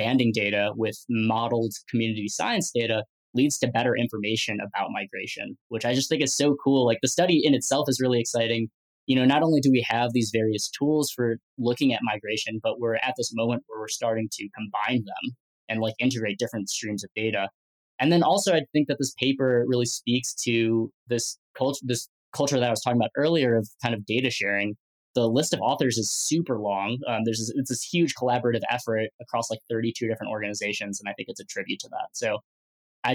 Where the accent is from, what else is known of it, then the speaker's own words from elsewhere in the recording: Midwest, United States; growing up in the Midwest